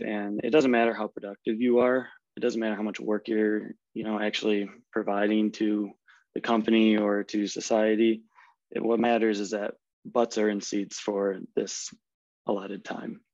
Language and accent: English; Midwest, United States; accent: American; moved away as an adult; now in Germany; I grew up in the Midwest in the States